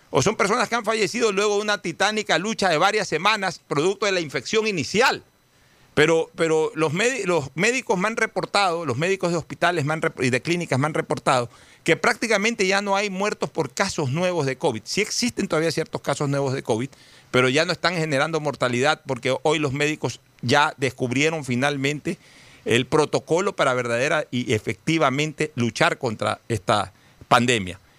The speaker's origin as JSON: {"language": "Spanish", "town": "Guayaquil", "region": "Guayas", "country": "Ecuador", "said": "yo sí quiero como guayaquileño resaltar que en cambio cuando nuestra desgracia llegó a ser mayúscula, sí terminamos siendo apestosos para el resto del país y para el resto del mundo"}